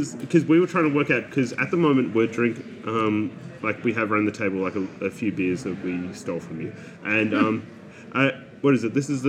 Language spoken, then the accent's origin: English; Ballarat, Victoria, Australia; I grew up in Ballarat